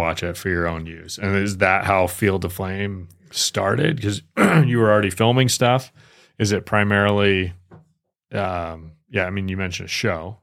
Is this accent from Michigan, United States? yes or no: yes; Michigan, United States; moved away; I grew up in Michigan